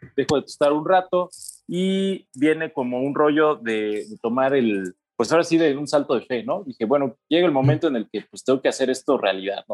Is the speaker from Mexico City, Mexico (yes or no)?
no; Toluca, State of Mexico, Mexico; yo soy de Toluca